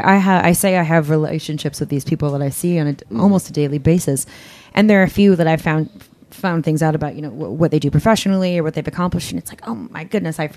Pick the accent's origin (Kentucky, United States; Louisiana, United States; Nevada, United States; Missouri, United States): Kentucky, United States; now in New York, United States; I'm from Kentucky